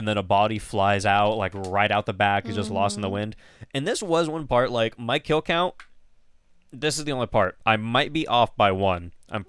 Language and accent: English; California, United States; I'm from California and I'm used to 18.